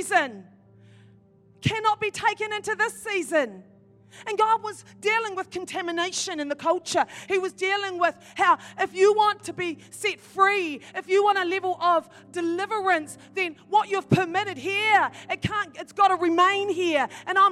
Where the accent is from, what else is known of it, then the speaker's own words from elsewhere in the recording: New Zealand; also born or lived in Ireland; I'm from New Zealand